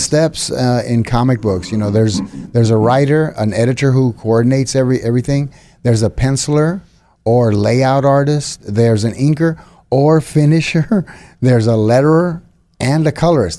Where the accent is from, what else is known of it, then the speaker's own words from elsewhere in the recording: San Antonio, Texas, United States; moved away as an adult; now in Fort Worth, United States; born and raised in San Antonio. Now, as of June, I live in Fort Worth.